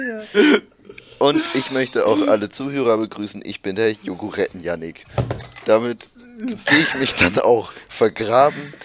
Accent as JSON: {"language": "German", "region": "Bremen", "country": "Germany", "said": "als Bremer, damit kann ich mich identifizieren"}